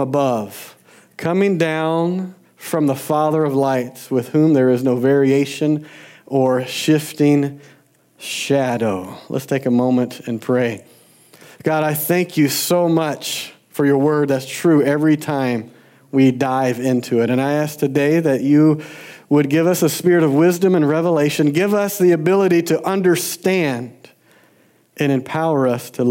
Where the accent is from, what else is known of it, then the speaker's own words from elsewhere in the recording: Georgia, United States; I grew up in Georgia